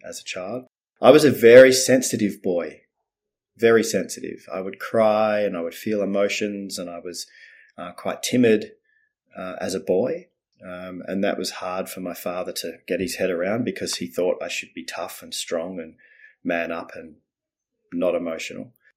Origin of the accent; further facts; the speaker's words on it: Melbourne, Victoria, Australia; also born or lived in Netherlands; then they moved to Melbourne, Australia.